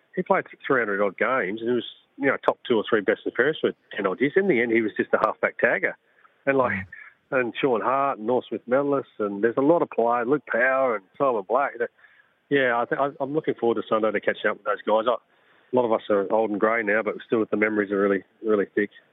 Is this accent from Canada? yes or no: no; South Australia, Australia; growing up in South Australia